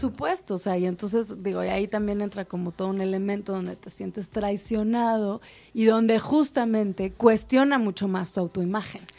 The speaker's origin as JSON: {"language": "Spanish", "country": "Mexico"}